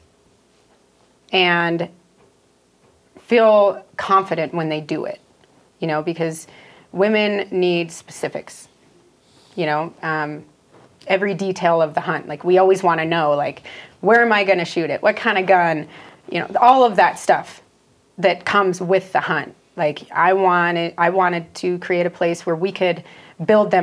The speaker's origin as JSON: {"language": "English", "town": "Philipsburg", "region": "Montana", "country": "United States", "tie": "born or raised there", "said": "I grew up in Phillipsburg, Montana. It's a town of 900"}